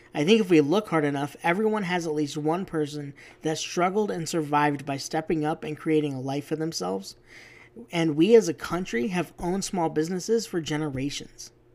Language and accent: English; Arizona, United States; moved away; also born or lived in Utah; where I grew up in Arizona is not what I would call smack dab in the middle of the big city